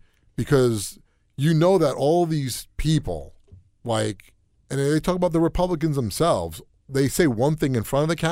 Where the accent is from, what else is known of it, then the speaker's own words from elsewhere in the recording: New York, United States; Listen, I mean, we're from New York. We know jack shit about Kansas.